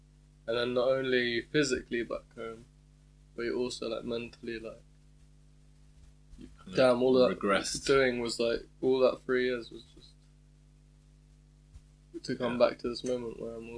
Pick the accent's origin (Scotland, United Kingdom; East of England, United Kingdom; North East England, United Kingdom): East of England, United Kingdom; Hatfield; moved away as an adult; now in Leeds, United Kingdom; because I'm from Hatfield